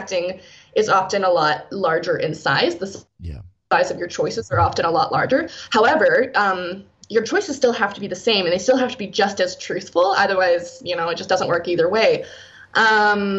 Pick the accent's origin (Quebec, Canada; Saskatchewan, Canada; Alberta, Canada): Saskatchewan, Canada; moved away as an adult; now in Edmonton, Canada; I moved from Saskatchewan, where I'm from, to Edmonton here